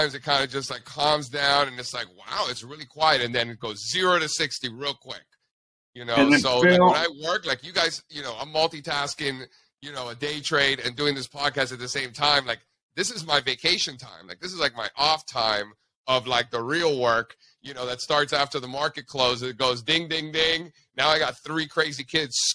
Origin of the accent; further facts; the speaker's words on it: Miami, Florida, United States; also born or lived in Fairfield, Connecticut / New York City; now in Eastern Pennsylvania, United States; I grew up in Miami